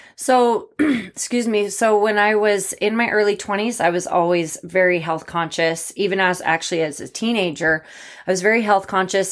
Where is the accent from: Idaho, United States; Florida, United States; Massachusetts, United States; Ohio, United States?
Idaho, United States; Boise; also born or lived in Bozeman, Montana; I'm from Boise. I was born here